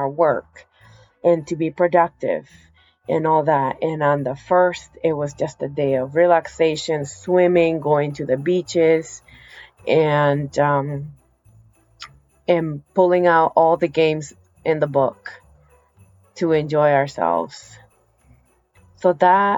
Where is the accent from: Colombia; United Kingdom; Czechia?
Colombia; now in United States; I am from South America. I was born in the Amazon of South America, Colombia.